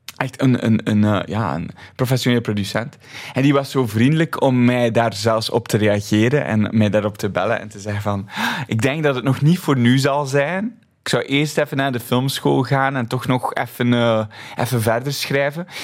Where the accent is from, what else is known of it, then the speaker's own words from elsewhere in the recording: Flemish countryside, Flanders, Belgium; Ik ben opgegroeid op het Vlaamse platteland.